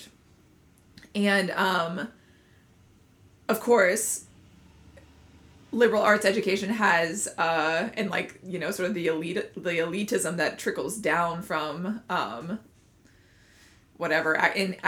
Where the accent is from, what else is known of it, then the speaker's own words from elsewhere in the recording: North Carolina, United States; moved away; I grew up in North Carolina into a family who just absolutely hates opera